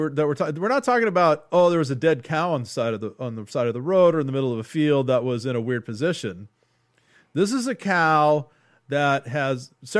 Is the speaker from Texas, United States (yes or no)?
yes; Texas, United States; because I'm from Texas, I grew up around a lot of cattle ranches and slaughterhouses